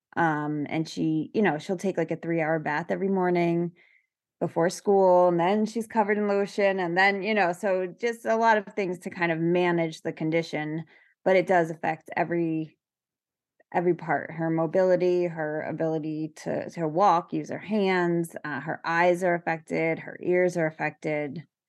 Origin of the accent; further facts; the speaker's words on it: New York, United States; I'm from New York